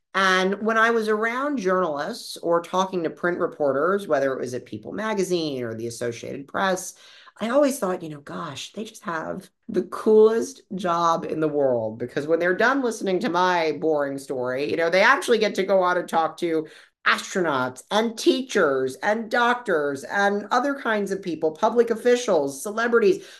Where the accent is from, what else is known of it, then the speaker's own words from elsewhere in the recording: Boca Raton, Florida, United States; I'm originally from South Florida, uh, from Boca Raton. I was born there